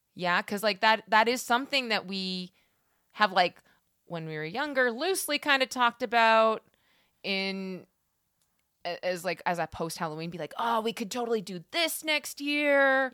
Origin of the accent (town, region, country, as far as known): Alberta, Canada; born or raised there